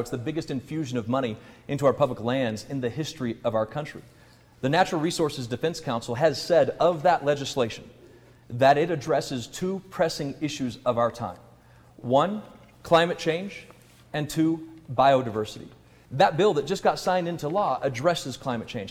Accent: Colorado, United States; Just a few miles down the road from us, Weld County relies on those jobs. My hometown relies on those jobs

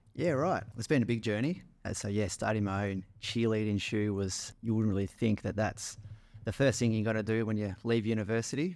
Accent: Melbourne, Victoria, Australia; moved away as an adult; also born or lived in Manly; I was from the outer eastern suburbs of Melbourne, little suburb called Eastmont.

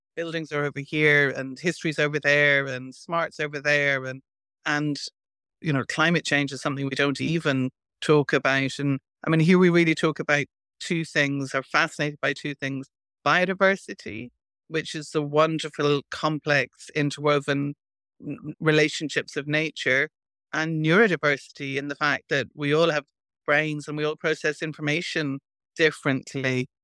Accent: Ireland; born or raised there

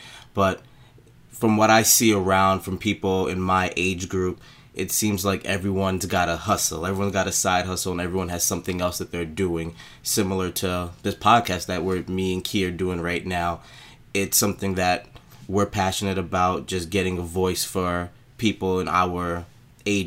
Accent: New York City, New York, United States; I was, again, born and raised in Brooklyn, and my family's actually from Haiti

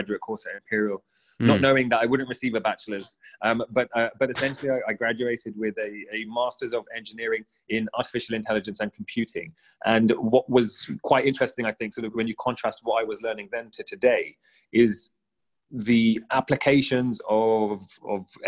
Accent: United Kingdom; I'm British-born Sikh

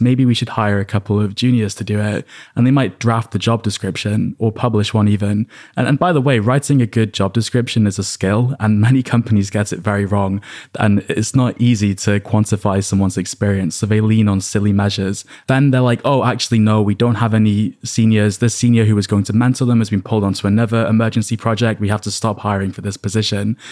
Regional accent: United Kingdom; I'm British

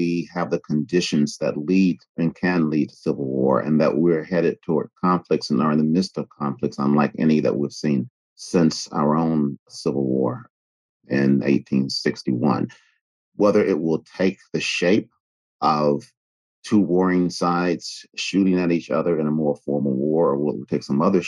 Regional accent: United States; we as Americans

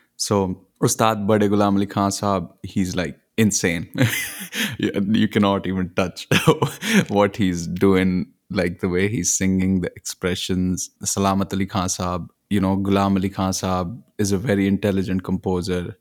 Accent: Punjab, India; moved away; also born or lived in Nigeria / Zimbabwe; I grew up in India, in Punjab, but I've also lived in different places. I've also lived in Nigeria, Zimbabwe, and mostly grew up in Punjab

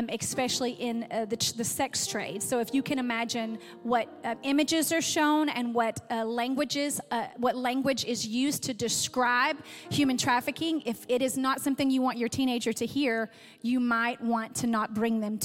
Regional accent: Athens, United States; I'm actually from Athens.

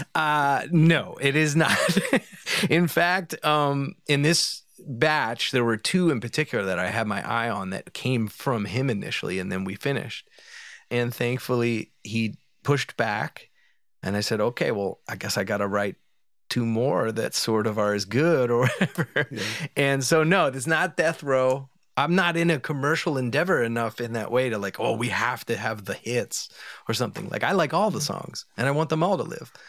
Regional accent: Philadelphia, Pennsylvania, United States; I'm from Philadelphia

